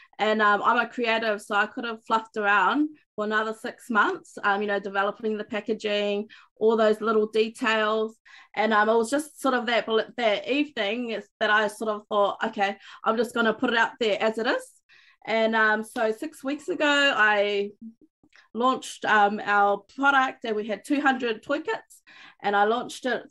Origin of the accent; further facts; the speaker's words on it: Auckland, New Zealand; moved away as an adult; now in Far North, New Zealand; I was fortunate to grow up in Te Reo Māori and Kura Kaupapa in Auckland, in the big city